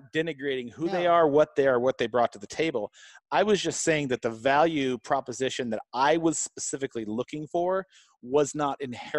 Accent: United States; I'm an American businessman in an American economy

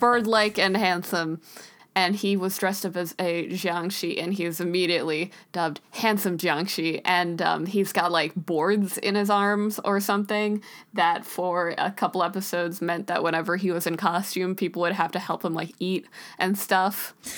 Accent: United States; we're both from the States

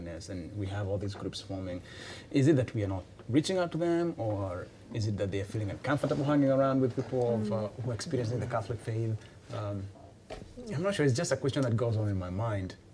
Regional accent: Kenya; I'm from Kenya, and in Kenya we have those villages

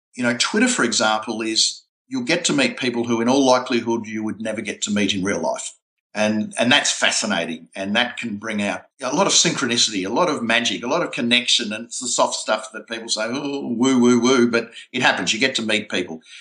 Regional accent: Melbourne, Victoria, Australia; my hometown, Melbourne

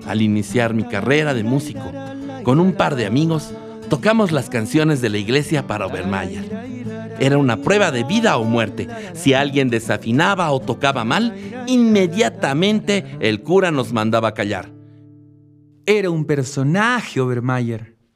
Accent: La Paz, Bolivia; born there; now in El Alto, Bolivia; Pero como un boliviano paseño de nacimiento, alteño de residencia y aymara de alma y corazón se interesó por Alemania?

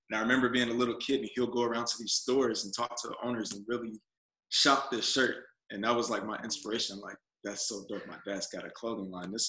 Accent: Charleston, South Carolina, United States; born there; So uh, I was born in South Carolina, Charleston, South Carolina.

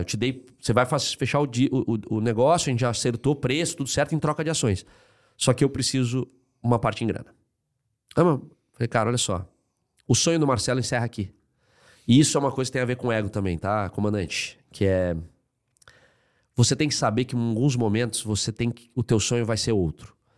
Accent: Rio Grande do Sul, Brazil; moved away; Eu sou gaúcho

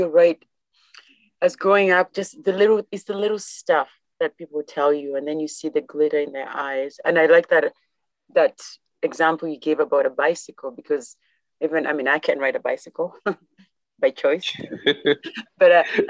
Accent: Kenya; now in Canada; back home, I know growing up in Kenya

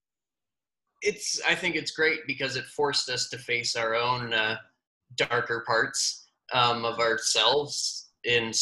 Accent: Winnipeg, Manitoba, Canada; moved away; I'm from Winnipeg originally

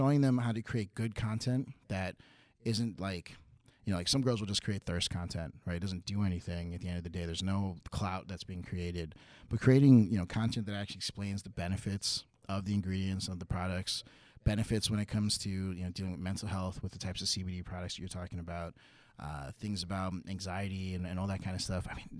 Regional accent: New Jersey, United States; I'm from Jersey.

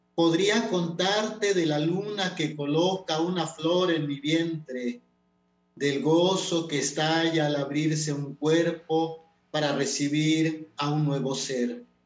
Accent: Totonac-speaking family, Totonacapan, Mexico; first language Totonac; Spanish is a second language; also born or lived in Huehuetla; yo crecí en una familia hablando todo en totonaco, o sea, papá, mamá, la abuela, este, los hermanos, todos nos comunicábamos en totonaco

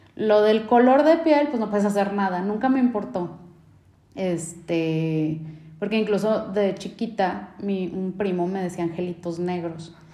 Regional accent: Mexico; nosotros como mexicanos, latinos

